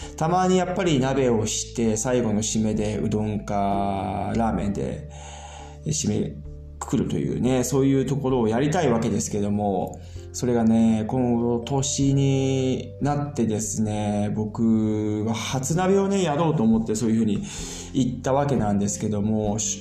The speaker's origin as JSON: {"language": "Japanese", "country": "Japan", "tie": "born or raised there", "moved": "as an adult", "lives_now": "Germany", "said": "僕らは日本で生まれて育ってきてる"}